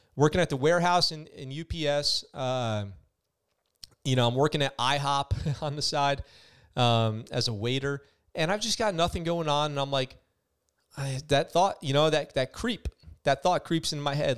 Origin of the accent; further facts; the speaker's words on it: Poughkeepsie, New York, United States; I'm from Poughkeepsie, New York.